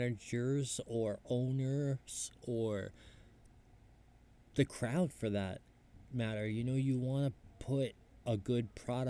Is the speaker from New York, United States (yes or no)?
yes; New York, United States; Growing up in New York, I went to the Comedy Cellar